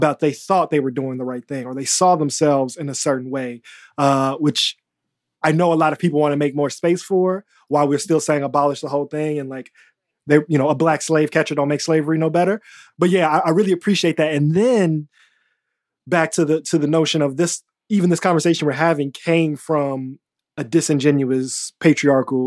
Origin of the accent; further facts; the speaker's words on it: Chicago, Illinois, United States; as a Chicagoan